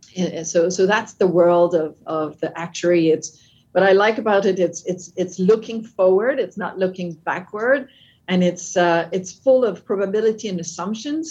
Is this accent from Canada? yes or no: yes; Canada; accent: French with a bit of an American English; English is a second language; now in United States; I'm French Canadian. Uh, that's so the accent is French with a bit of an American English